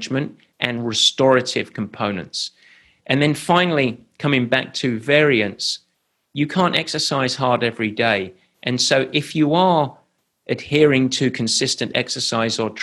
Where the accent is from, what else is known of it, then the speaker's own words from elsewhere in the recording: England, United Kingdom; I'm English